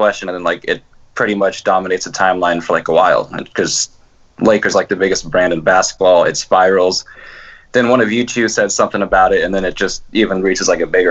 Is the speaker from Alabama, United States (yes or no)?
no; Fresno, California, United States; I'm from Fresno.